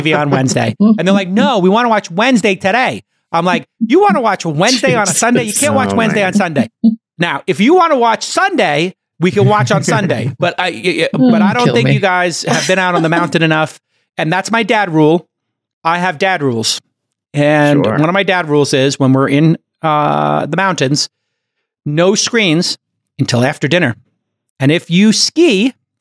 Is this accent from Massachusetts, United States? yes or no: no; New York City, New York, United States; I'm from Brooklyn